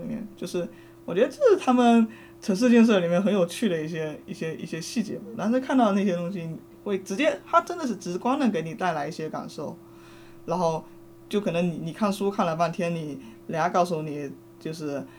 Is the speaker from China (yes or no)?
yes; China; 我我一个中国人，然后我我们的历史上曾经发生过，也发生过类似的事情，